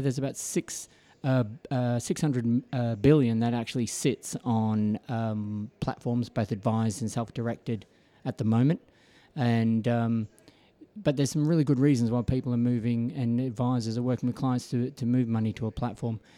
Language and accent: English; Melbourne, Victoria, Australia; moved away as an adult; now in United Kingdom; born and bred in Melbourne, Australia